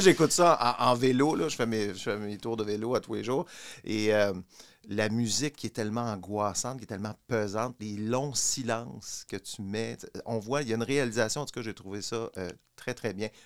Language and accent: French; Quebec, Canada; j'ai grandi au Québec pendant ces années-là